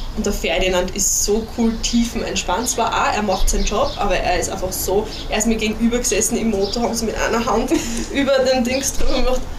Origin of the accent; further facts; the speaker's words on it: Styria, Austria; ich bin ja Steirerin